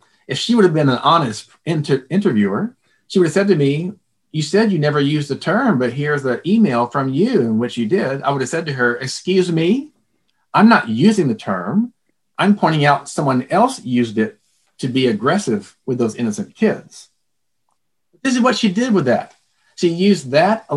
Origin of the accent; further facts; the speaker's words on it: Texas, United States; I'm from Texas